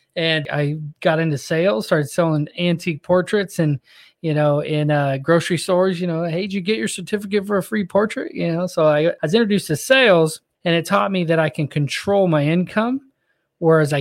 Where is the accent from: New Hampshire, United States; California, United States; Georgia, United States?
California, United States; Northern; moved away as an adult; now in Orlando, United States; I'm from Northern California, so it's all mountains